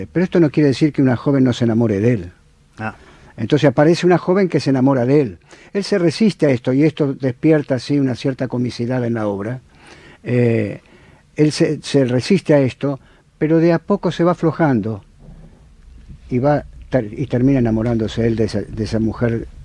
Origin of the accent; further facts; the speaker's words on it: Argentina; Y soy un argentino.